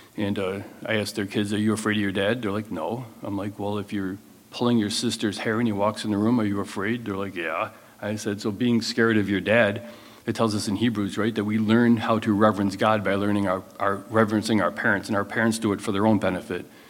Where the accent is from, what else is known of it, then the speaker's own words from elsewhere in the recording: United States; as Americans